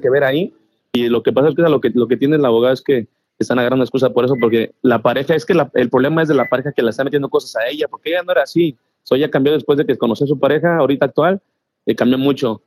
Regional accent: Mexico; also born or lived in Spain; now in Texas, United States; yo, yo me crié en México, nací en España, pero pues crecí en ah, México

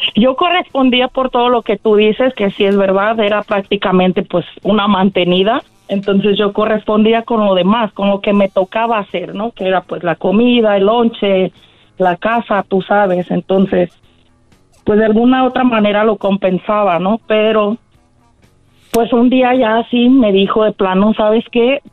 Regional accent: Guadalajara, Jalisco, Mexico; now in California, United States; soy de Guadalajara, pero vivo aquí en California

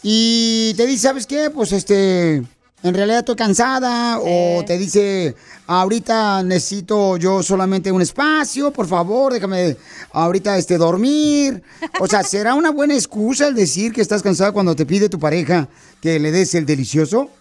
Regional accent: Jalisco, Mexico; soy de Jalisco

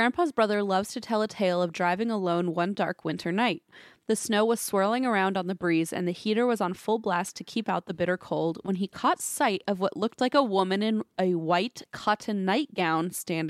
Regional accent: Alaska, United States; now in London, United Kingdom; Between growing up in Alaska and now living in London, I've got some other spooky tales

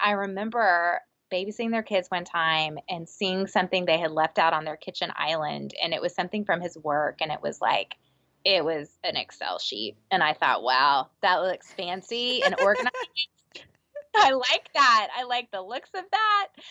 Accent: Texas, United States; I'm from Texas

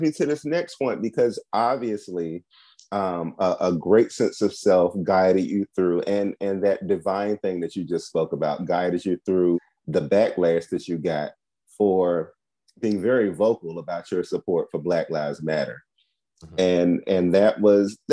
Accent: Washington, District of Columbia, United States; I'm from Southeast DC

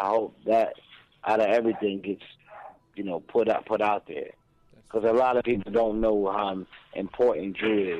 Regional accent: Brooklyn, New York, United States; I'm from Brooklyn. I'm from Brooklyn.

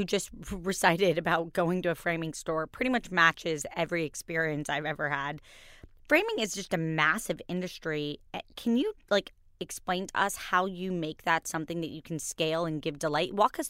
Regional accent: Kentucky, United States; I was born in Kentucky

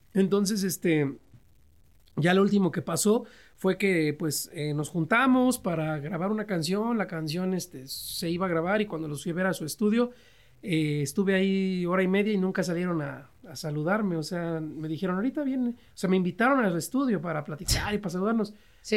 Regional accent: Nicolás Romero, State of Mexico, Mexico; also born or lived in San Luis Potosí; fui al municipio de Nicolás Romero, de donde yo soy, acá en el Estado de México

